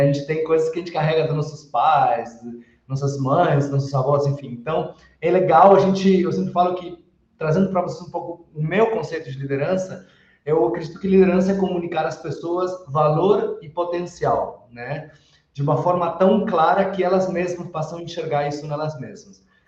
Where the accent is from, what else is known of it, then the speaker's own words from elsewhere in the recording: Uruguay; Portuguese is a second language; aproveito para pedir desculpas para algum portunhol que soltar, sou uruguaio, e sempre que falo em português vem alguma coisinha ali